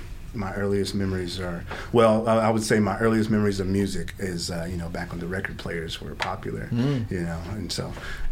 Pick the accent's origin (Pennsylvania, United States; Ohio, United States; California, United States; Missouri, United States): Missouri, United States; Fayette; also born or lived in Glasgow, Missouri; I was born in Fayette, was there till I was about 11, and then we went to Glasgow.